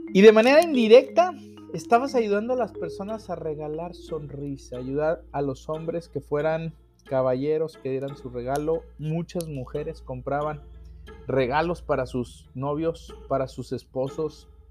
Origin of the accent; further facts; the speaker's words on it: Mexico; como buen mexicano